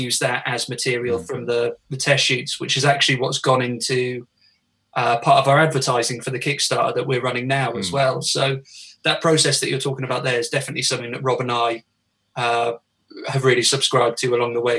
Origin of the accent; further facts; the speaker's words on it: Wales, United Kingdom; because I know I don't sound it at all, but I am actually Welsh.